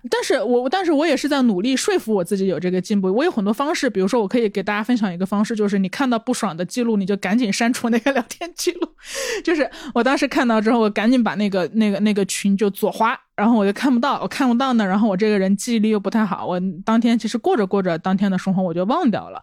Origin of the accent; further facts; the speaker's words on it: Changsha, Hunan, China; 我们长沙人